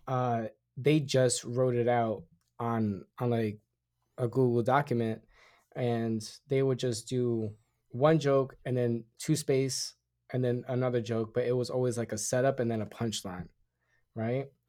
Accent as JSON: {"language": "English", "country": "Puerto Rico", "said": "I'm Puerto Rican, I'm an American citizen at birth"}